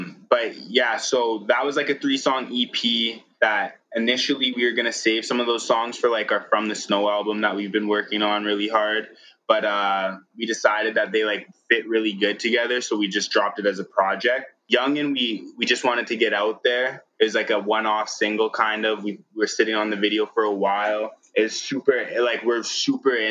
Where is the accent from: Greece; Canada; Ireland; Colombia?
Canada; Regina, Saskatchewan; now in Calgary, Canada; Regina, Saskatchewan, my hometown